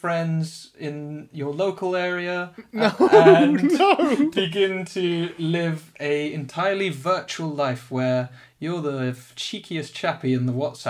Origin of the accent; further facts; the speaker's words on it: South Africa; born there; When my parents lived in South Africa, when I was born, hashtag I was born in South Africa, that's part of my hashtag story.